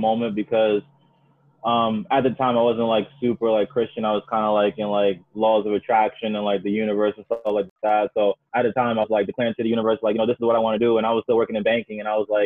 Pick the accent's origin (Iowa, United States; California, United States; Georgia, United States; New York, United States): New York, United States; New York City; also born or lived in Maryland; born and raised in Queens, New York